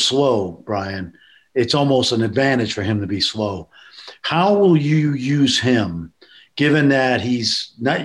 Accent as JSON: {"language": "English", "region": "New York", "country": "United States", "tie": "born or raised there", "said": "When I was growing up in New York"}